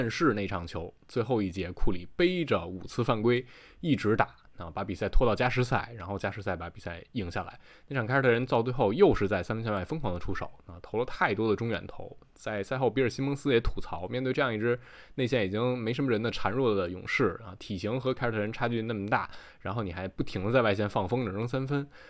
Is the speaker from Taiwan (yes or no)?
yes; Taichung, Taiwan; 我是…，好久不见啊！